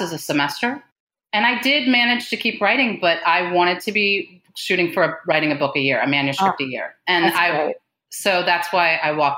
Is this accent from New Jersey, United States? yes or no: yes; New Jersey, United States; moved away as an adult; now in Kentucky, United States; I grew up in New Jersey and I now live in Kentucky